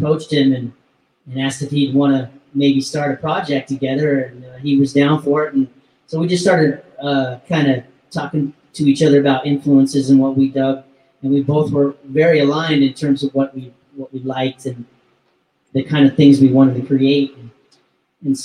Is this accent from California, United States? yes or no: no; Colorado, United States; I grew up in Colorado.